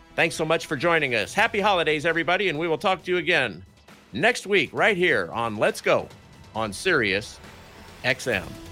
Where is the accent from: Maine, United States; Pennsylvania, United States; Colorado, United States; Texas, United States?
Colorado, United States; Denver; I grew up in Denver